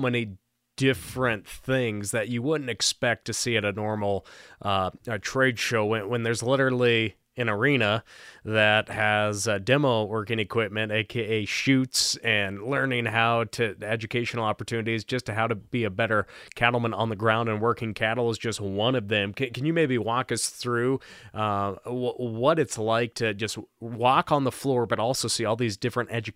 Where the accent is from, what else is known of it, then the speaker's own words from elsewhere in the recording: Montana, United States; Obviously, I'm from Montana